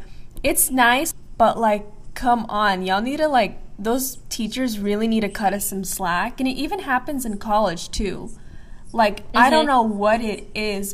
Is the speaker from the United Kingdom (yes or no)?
no; Palestine; now in United States; I'm from Palestine.